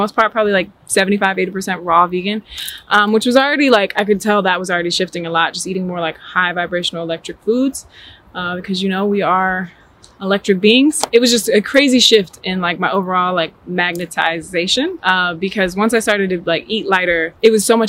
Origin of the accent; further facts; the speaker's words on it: New Jersey, United States; now in Atlanta, United States; I'm originally born and raised in New Jersey. I now currently live in Atlanta, Georgia.